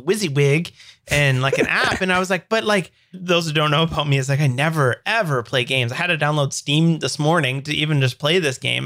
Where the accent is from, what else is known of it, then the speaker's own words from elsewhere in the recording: Canada; I'm a dev from Canada.